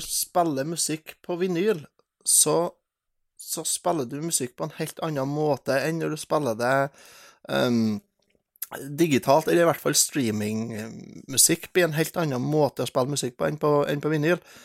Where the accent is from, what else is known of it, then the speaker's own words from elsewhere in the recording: Steinkjer, Trøndelag, Norway; Jeg er jo fra Steinkjer